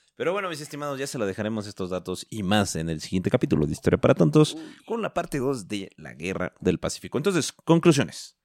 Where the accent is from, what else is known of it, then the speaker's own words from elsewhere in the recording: Mexico; como somos mexicanos